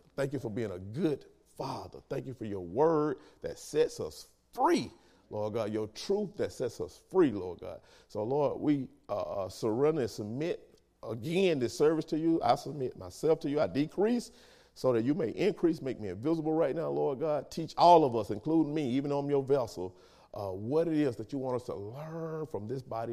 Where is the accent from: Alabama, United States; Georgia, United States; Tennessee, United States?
Alabama, United States; Linden; moved away; also born or lived in Demopolis, Alabama; I'm from Linden, Alabama